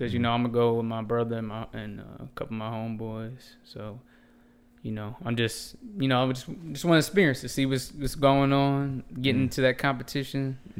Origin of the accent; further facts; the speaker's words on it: Orlando, Florida, United States; also born or lived in Abington, Pennsylvania; I moved down here when I was like 4, and I lived all over Orlando. So, like when we first came down here, we moved to Rosemont.